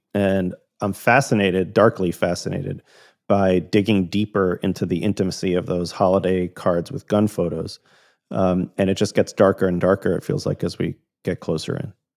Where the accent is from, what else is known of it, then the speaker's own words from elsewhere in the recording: Tampa, Florida, United States; when I was a teenager growing up in Tampa, Florida.